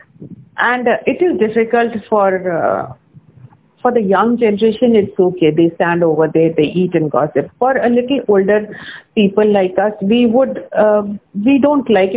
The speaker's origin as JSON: {"language": "English", "town": "Jamshedpur", "region": "Jharkhand", "country": "India", "said": "I'm from Jamshedpur, which is in Jharkhand."}